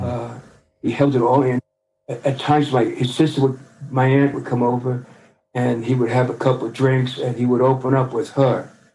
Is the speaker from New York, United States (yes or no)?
yes; New York City, New York, United States; also born or lived in Brooklyn, New York City; I spent ten years in Brooklyn. I was ten years old when we moved to Queens. Brooklyn is uh, a faded memory. I really got my foundation in Queens